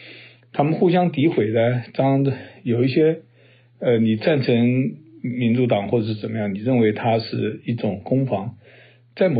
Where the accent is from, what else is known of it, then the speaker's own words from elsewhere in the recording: United States; 所以就等于是半斤八两啊，让我们美国人在那边看到这边摇头叹息啊。